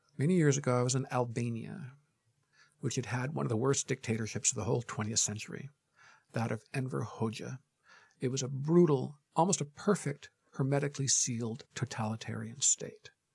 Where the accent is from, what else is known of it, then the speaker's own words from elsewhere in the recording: Michigan, United States; moved away as an adult; now in New York, United States; I almost always say I'm from Michigan and I've lived most of my adult life in New York